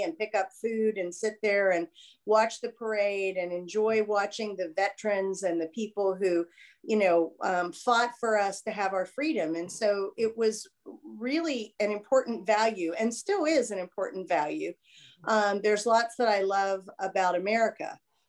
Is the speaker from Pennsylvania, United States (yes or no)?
yes; Irwin, Pennsylvania, United States; moved away as an adult; now in South Carolina, United States; where the home was that I grew up in Irwin, Pennsylvania, we lived on the main street.